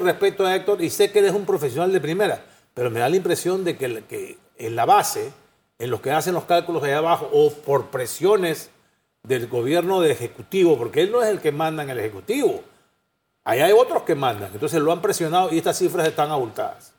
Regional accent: Panama

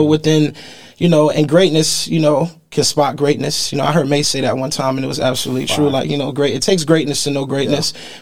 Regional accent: Miami, Florida, United States; growing up in Miami

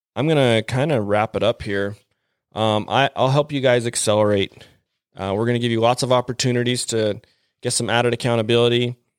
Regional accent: Mapleton, Utah, United States; growing up in Mapleton, Utah, I guess I'd say growing up, I moved there in eighth grade

